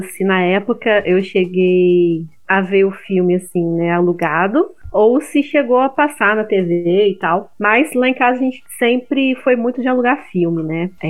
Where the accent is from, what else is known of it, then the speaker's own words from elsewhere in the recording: Rio de Janeiro, Brazil; Porque eu sou do Rio e não